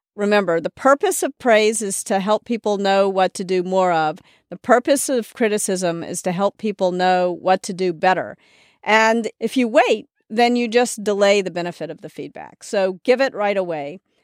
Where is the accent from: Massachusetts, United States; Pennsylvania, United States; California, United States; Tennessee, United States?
Tennessee, United States; Memphis; moved away; also born or lived in New York; I was raised in the South